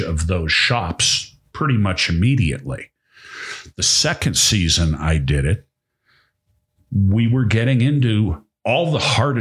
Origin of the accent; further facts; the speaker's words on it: Boston, Massachusetts, United States; now in Montana, United States; I'm from Boston